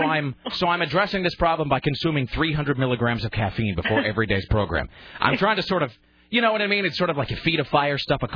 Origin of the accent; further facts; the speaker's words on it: Pacific Northwest, United States; now in Portland, United States; I mean, I grew up in the Northwest. I spent most of my life here.